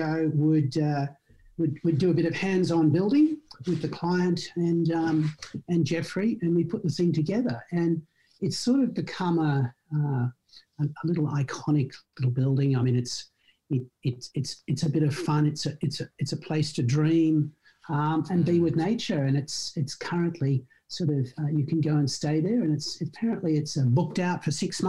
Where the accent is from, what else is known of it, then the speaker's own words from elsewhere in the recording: Sydney, New South Wales, Australia; born and raised in Sydney. Absolutely. Went to school in Sydney and then went to university in Sydney. So yeah, complete Sydney-sider